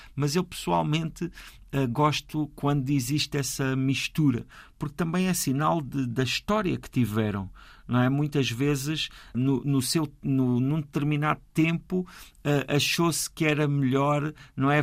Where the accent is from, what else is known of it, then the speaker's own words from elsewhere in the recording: Ponte de Sor, Alentejo, Portugal; nasci no Alto Alentejo, mesmo fronteira com o Ribatejo. E ali naquela, naquele conselho onde eu nasci, que é o Conselho de Pontessor